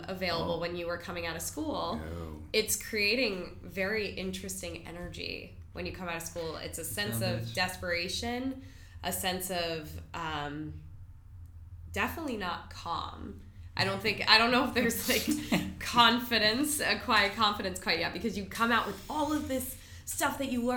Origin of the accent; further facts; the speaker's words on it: West Palm Beach, Florida, United States; I'm from West Palm